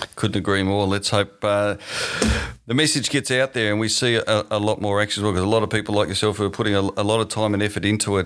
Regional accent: Tasmania, Australia; moved away; my home state in Tasmania

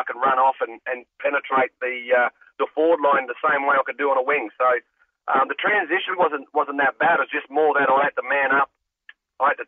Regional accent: Fremantle, Western Australia, Australia; I grew up around South Fremantle and East Fremantle area.

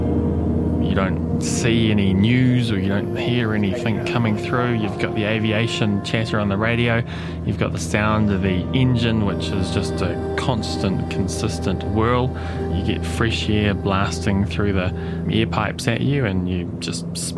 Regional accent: Auckland, New Zealand; I was born in Middlemore Hospital

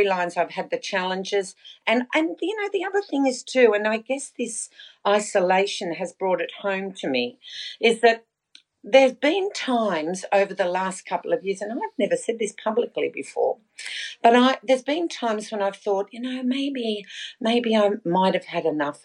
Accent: Sydney, New South Wales, Australia; also born or lived in Melbourne; I was originally from Sydney

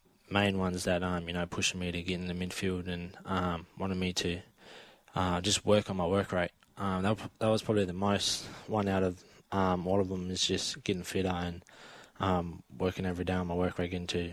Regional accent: Perth, Western Australia, Australia; now in Melbourne, Australia; I'm coming from Perth and Stacks

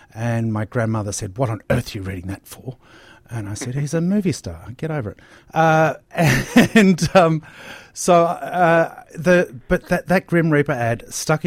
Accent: Bendigo, Victoria, Australia; me growing up in Bendigo

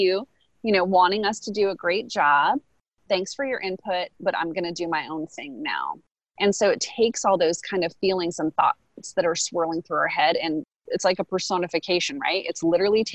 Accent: United States; as an American

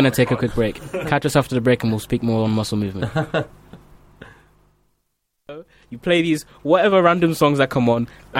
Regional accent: Basildon, East of England, United Kingdom; moved away; also born or lived in Grays; I was born in Basildon and lived in Grays for a year.

